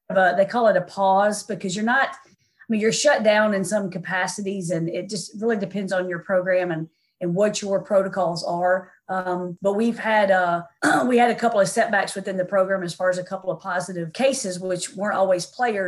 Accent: Tennessee, United States; moved away as an adult; also born or lived in St. Louis; She and I grew up together actually in Tennessee

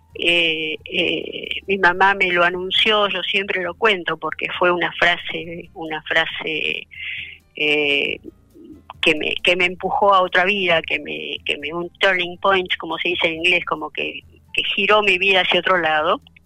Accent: Argentina; also born or lived in Poland; yo nací en Polonia, yo nací después de esto y vinimos acá, yo cumplí dos años acá

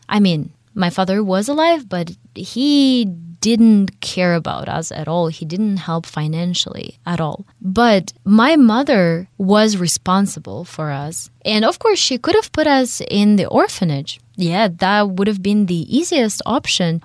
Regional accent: Russia; accent: Russian; English is a second language; my Russian accent

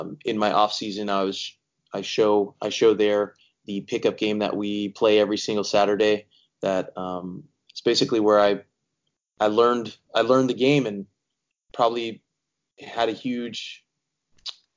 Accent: Bakersfield, California, United States; growing up in Bakersfield, California, that's not the soccer mecca of the world

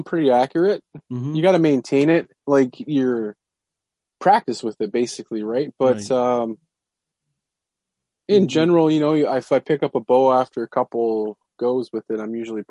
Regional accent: Canada; I grew up in Canada being an outdoorsman.

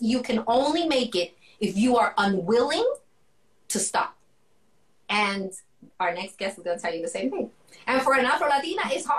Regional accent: U.S. Virgin Islands; And I grew up in the Virgin Islands as one of the places that were, I've got a lot of influences

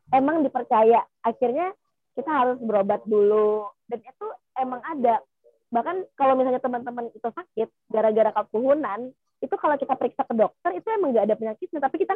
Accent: South Kalimantan, Indonesia; kalau kita ya orang Kalimantan Selatan ngomongnya si Saranjana ini tempat uh, paling modern

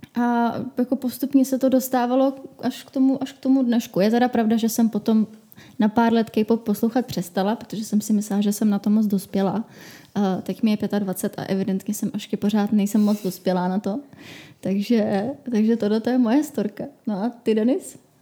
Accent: Czechia; u nás v Čechách

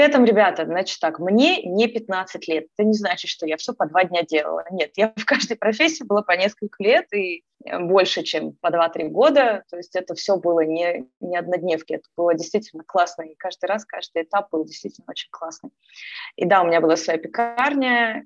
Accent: Kyiv, Ukraine; moved away as an adult; now in Canada; Сама я из Киева, из Украины

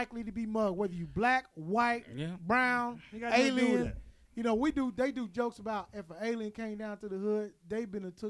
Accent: Arkansas, United States; I'm from Arkansas, man.

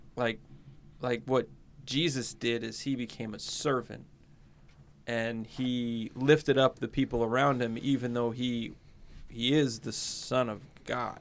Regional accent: United States; I grew up in America

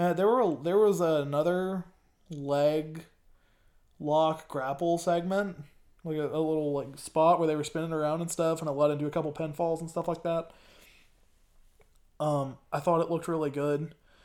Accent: the South, United States; I grew up in the South. I live in the South currently. Yes, I'm in, like, a suburb, so no one's really that Southern, but, like, I don't know. I live near it.

